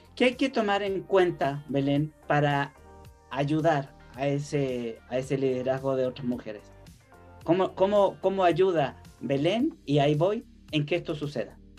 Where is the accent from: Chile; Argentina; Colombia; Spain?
Chile; now in Mexico; soy chileno